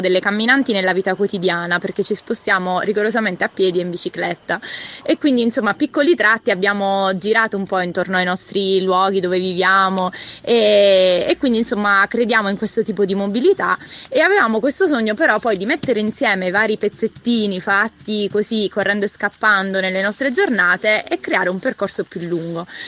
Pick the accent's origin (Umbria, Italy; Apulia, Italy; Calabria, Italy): Apulia, Italy; Foggia; now in Bari, Italy; vengo da Foggia e vivo a Bari